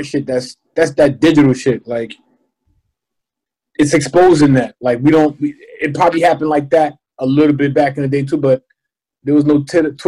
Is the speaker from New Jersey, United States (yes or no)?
yes; Newark, New Jersey, United States; I grew up around Newark